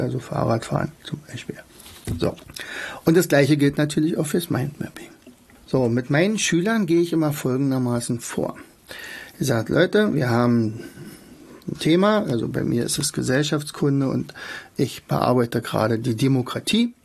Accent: Germany; bei uns in Deutschland

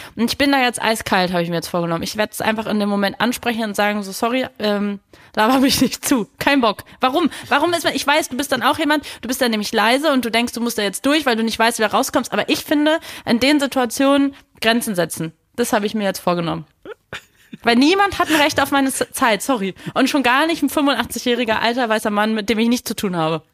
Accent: Berlin, Germany; ich bin Berlinerin

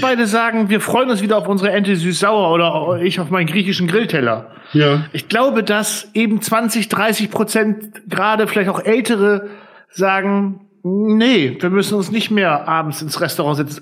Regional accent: Friesland, Lower Saxony, Germany; bei uns in Friesland

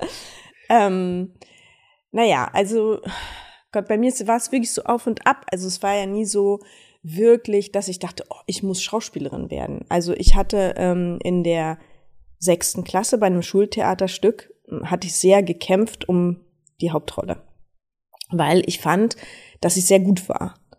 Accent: Berlin, Germany; Berlin ist meine Heimat. Ich bin hier groß geworden

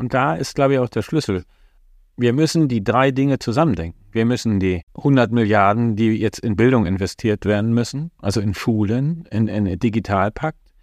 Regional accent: GDR, East Germany, Germany; Ich bin in der DDR groß geworden

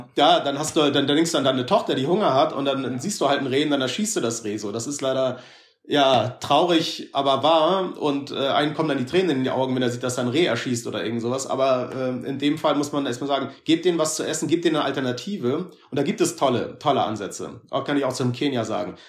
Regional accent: Hamburg, Germany; also born or lived in Berlin; ich bin in Hamburg geboren und da groß geworden

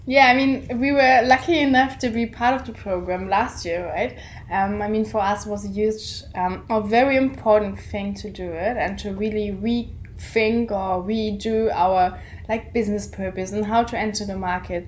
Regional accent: Germany; we're coming from Germany

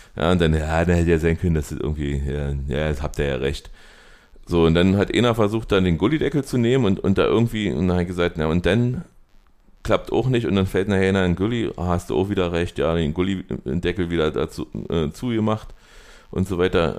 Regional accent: East Germany, Germany; wo wir herkommen, wir kommen aus Ostdeutschland

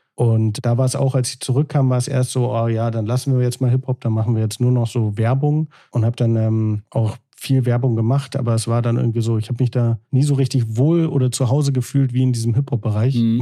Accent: Hamburg, Germany

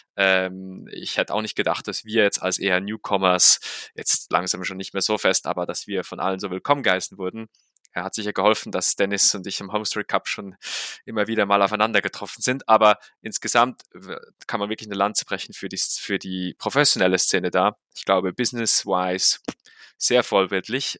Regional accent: Switzerland; für mich als Schweizer

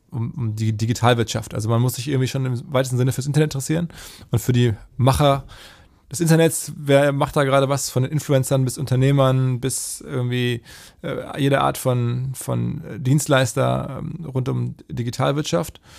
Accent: North Rhine-Westphalia, Germany; now in Hamburg, Germany; ich bin ja aus dem Ruhrgebiet, wenn man mit dem Zug nach Hamburg fährt, über die ähm, Elbbrücken hier reinfährt und das ist jedes Mal schön

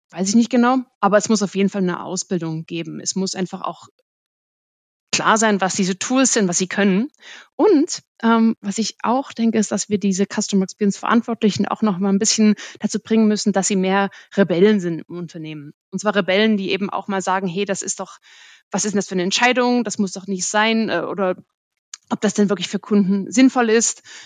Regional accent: Germany; als Deutsche

